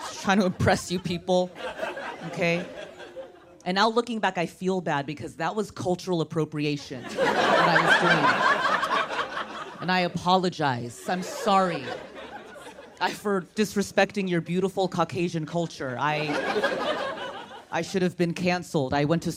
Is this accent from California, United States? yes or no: yes; Orange County, California, United States; I was raised in Orange County